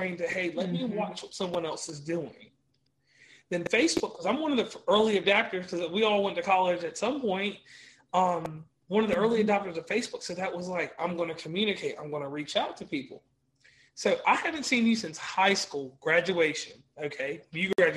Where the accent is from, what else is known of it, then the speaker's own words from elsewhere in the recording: Rustburg, Virginia, United States; we come from Rustburg. Mm-hmm. Rustburg is very diverse. Cause I come from the Calendar Mountain side of things, which I didn't know growing up